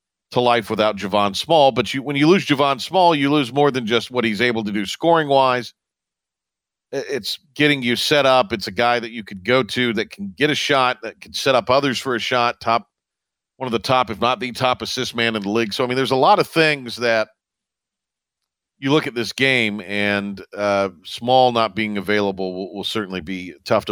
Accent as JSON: {"language": "English", "town": "Kinston", "region": "North Carolina", "country": "United States", "tie": "born or raised there", "said": "I grew up in Kinston."}